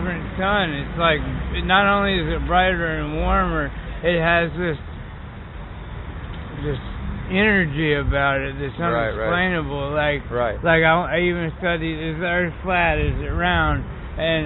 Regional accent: North Carolina, United States; I was an atheist from North Carolina

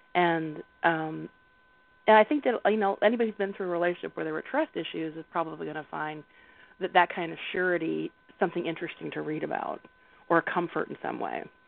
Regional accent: the South, United States; I grew up in the South, and my grandma, her thing was she made little clicks with her tongue

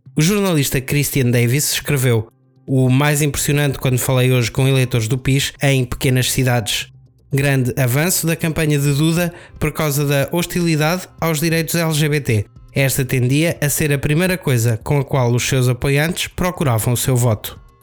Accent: Aveiro, Centro, Portugal; also born or lived in Porto; eu sou da Aveiro

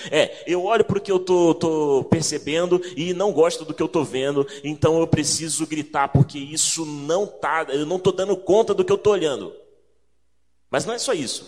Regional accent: Rio de Janeiro, Brazil; moved away; also born or lived in São Paulo; Sou do Rio de Janeiro

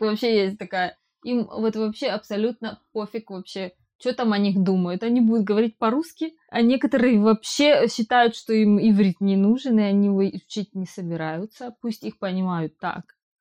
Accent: Ukraine; moved away

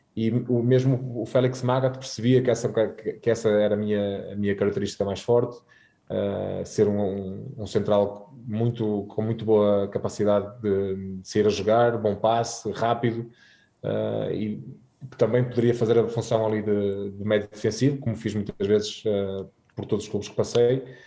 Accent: Guimarães, Braga, Portugal; moved away as an adult; fui criado em Guimarães a ver o Vitória com, com o meu pai uh, todos os fins de semana

